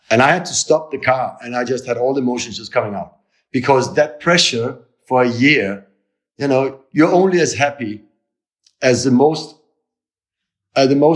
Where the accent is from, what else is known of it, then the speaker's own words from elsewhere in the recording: Italy; now in Germany; we came from Italy to Germany. And when we, when we moved from Italy, Italy in the, in the morning, you know, everybody hugs each other, kiss each other